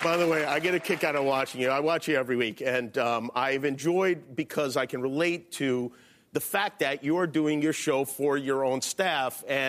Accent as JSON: {"language": "English", "town": "Las Vegas", "region": "Nevada", "country": "United States", "tie": "born or raised there", "moved": "yes", "said": "I grew up in Las Vegas."}